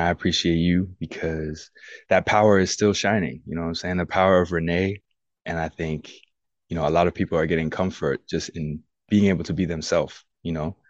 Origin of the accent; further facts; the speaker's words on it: United States; I'm American through and through